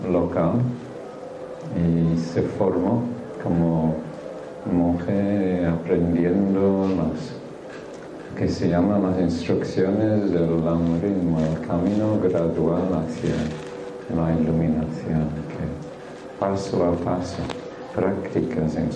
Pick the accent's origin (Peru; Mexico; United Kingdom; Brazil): United Kingdom; England; Spanish is a second language; moved away; Entonces yo soy un guiri, Hablo un poquito raro pero sí, aunque parezco marciano, soy humano, ¿vale? Vengo, vengo de este mundo y nací en Inglaterra hace unos cuantos años ya.